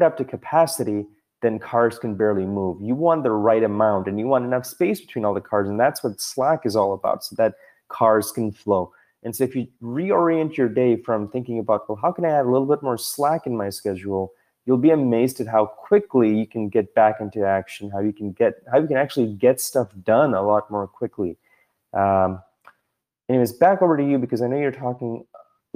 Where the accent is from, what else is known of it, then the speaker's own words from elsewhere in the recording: Toronto, Ontario, Canada; moved away; I'm originally from Toronto, and we used to have this freeway called the DVP